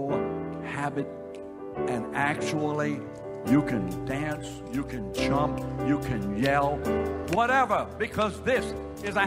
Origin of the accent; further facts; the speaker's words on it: London, United Kingdom; I'm English. I was born in London, England. I'm English.